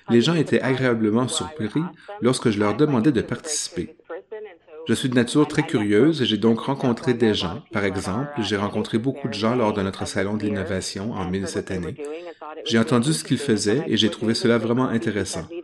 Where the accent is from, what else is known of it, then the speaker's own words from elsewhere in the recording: British Columbia, Canada; Je suis né et j'ai grandi en Colombie-Britannique.